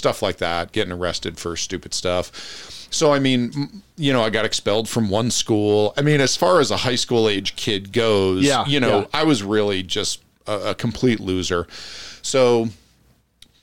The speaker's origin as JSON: {"language": "English", "area": "Passaic County", "region": "northern New Jersey", "country": "United States", "tie": "born or raised there", "also_born_or_lived": "Europe", "moved": "as an adult", "said": "born and raised in New Jersey, northern New Jersey, Passaic County"}